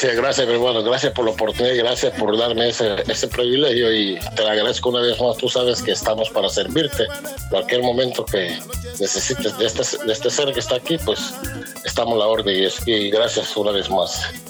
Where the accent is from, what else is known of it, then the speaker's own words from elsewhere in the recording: Corozal, Atlántida, Honduras; also born or lived in New York City, United States; now in United States; el resto de la familia son somos de Corozal